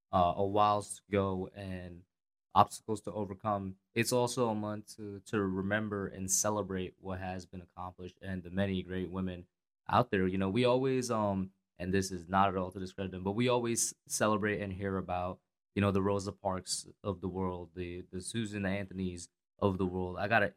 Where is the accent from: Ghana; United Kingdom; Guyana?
Guyana; So I'm from Guyana.